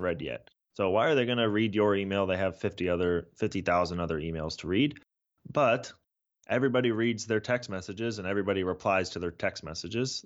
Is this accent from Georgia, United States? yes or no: no; San Francisco Bay Area, California, United States; also born or lived in Toronto, Canada; I was born in Toronto, but really grew up in, in the San Francisco Bay Area